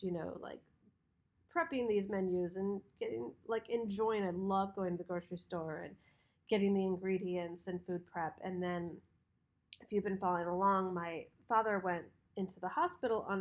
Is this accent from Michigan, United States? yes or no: yes; Michigan, United States; when we grew up in Michigan